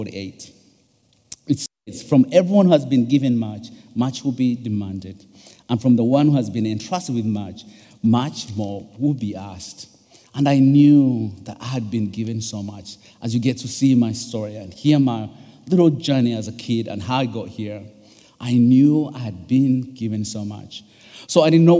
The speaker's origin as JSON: {"language": "English", "country": "Uganda", "tie": "born or raised there", "second_language": "English", "moved": "yes", "lives_now": "United States", "said": "I'm originally from Uganda. My dad is from Uganda, and my mom is from Rwanda, but born and raised in Uganda"}